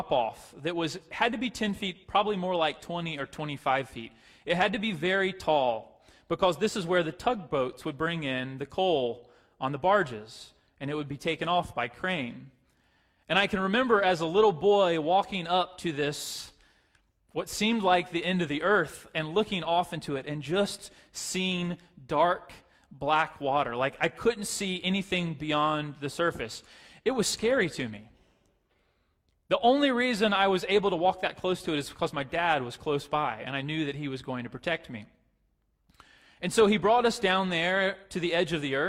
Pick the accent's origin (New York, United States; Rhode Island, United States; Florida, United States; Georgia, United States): Florida, United States; Pace; The town that I grew up in is a little town called Pace, Florida.